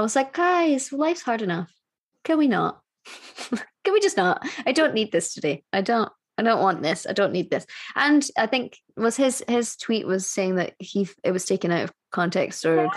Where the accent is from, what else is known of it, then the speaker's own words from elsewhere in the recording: Scotland, United Kingdom; I'm Scottish.